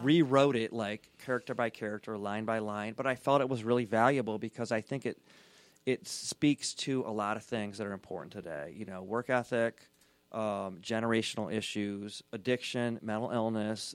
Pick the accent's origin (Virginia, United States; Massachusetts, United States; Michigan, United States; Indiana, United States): Michigan, United States; Southeast; I grew up in Southeast Michigan, Mormon, Scottish.